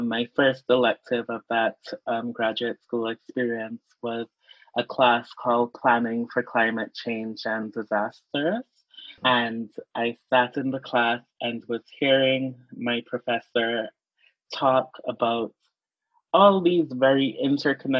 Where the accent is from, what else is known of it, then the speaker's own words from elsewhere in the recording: St. Kitts & Nevis; now in Minnesota, United States; I grew up in the Caribbean